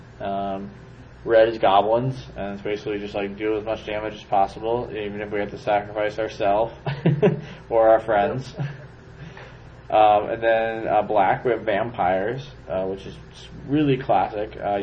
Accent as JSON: {"language": "English", "town": "Chicago", "region": "Illinois", "country": "United States", "said": "I'm from Chicago."}